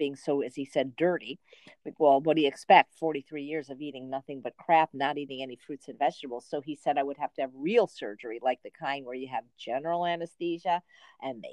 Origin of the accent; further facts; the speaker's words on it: Chicago, Illinois, United States; also born or lived in Los Angeles, California; now in Indio, United States; Chicago, Illinois